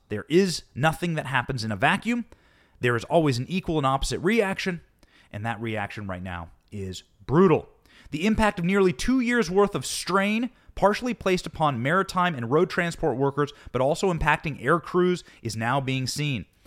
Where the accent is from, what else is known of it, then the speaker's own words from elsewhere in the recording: Iowa, United States; growing up in Iowa